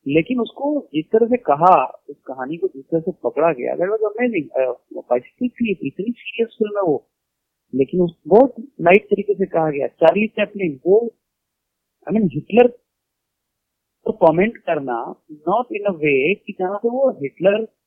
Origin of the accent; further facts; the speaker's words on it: Bihar, India; ये सब फन बचपन के बिहार में थे